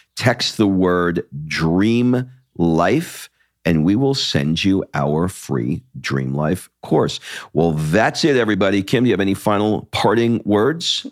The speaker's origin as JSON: {"language": "English", "country": "United States", "also_born_or_lived": "California", "said": "the identity that I have as an American"}